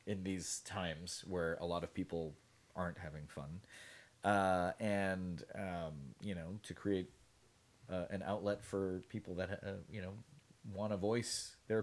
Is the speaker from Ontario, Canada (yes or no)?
yes; Toronto, Ontario, Canada; I'm from Toronto